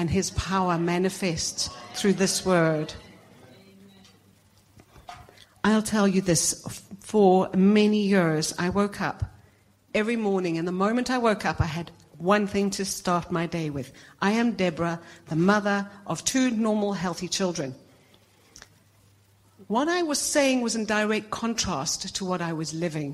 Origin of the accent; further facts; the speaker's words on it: South Africa; moved away; I'm originally South African.